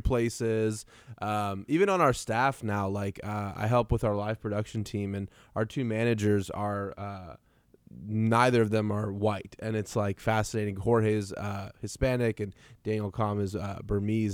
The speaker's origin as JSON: {"language": "English", "country": "Iran", "moved": "yes", "lives_now": "Tulsa, United States", "said": "I'm like a kid from Iran who just showed up, and we live in Tulsa"}